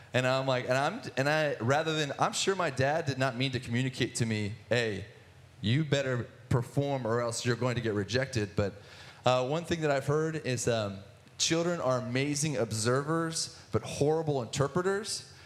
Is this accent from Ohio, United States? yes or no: yes; Athens, Ohio, United States; I grew up in Athens, Ohio, in the sticks outside of Ohio University